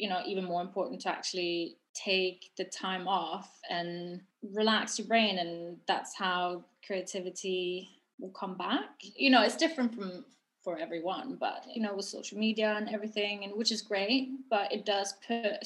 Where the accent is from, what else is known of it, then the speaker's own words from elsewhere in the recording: Norway; moved away as an adult; now in London, United Kingdom; I'm from Norway, and so I moved to London a year after I graduated